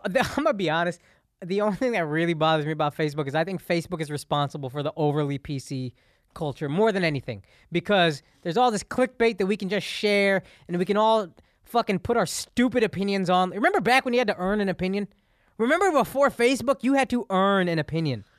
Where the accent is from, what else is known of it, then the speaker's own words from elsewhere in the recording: Texas, United States; I grew up in the South